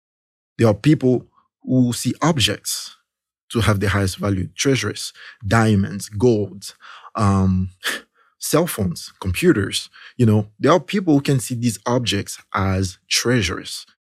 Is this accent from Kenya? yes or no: no; DR Congo; See, in my country, there's this, in the country where I came from Congo in Central Africa